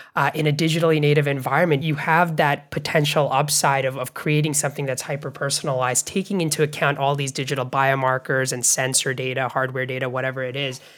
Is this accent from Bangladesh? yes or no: yes; Bangladesh; now in United States; where I grew up in Bangladesh